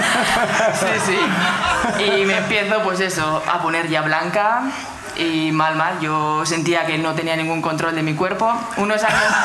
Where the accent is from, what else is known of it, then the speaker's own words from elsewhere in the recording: Oñati, Basque Country, Spain; De Oñati, de Guipúzcoa